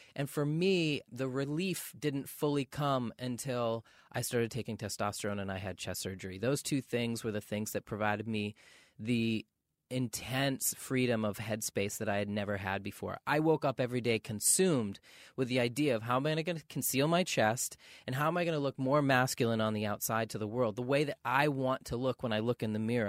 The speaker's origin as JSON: {"language": "English", "region": "Maine", "country": "United States", "tie": "born or raised there", "said": "growing up in Maine"}